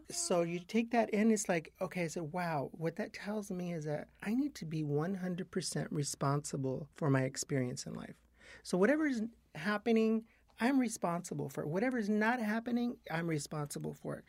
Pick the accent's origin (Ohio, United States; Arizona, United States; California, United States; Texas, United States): Arizona, United States; Yuma; now in Los Angeles, United States; I grew up in Yuma, Arizona.